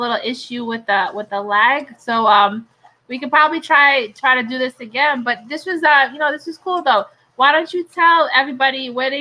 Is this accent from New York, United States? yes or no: yes; New York City, New York, United States; I'm from New York City